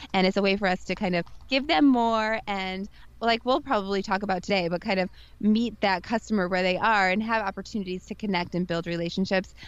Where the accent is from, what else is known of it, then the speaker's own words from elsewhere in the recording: St. Louis, Missouri, United States; moved away; I come from St. Louis, Missouri, the Midwest